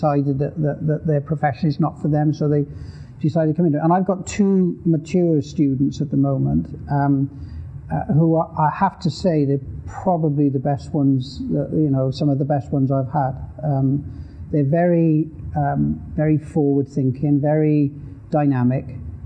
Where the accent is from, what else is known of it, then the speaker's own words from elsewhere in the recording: the Welsh Hills, Wales, United Kingdom; I grew up in the Welsh Hills in Wales